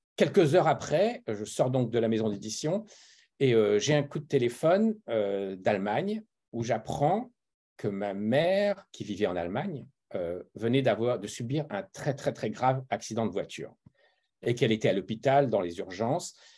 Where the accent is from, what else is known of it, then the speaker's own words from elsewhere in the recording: France; moved away as an adult; now in Los Angeles, United States; je suis français de naissance et, euh, et d'éducation. J'ai grandi en France, mais j'ai une mère allemande.